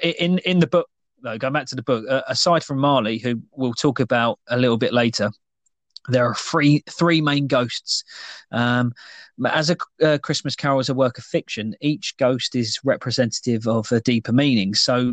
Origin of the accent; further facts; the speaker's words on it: United Kingdom; with us being British making a tea.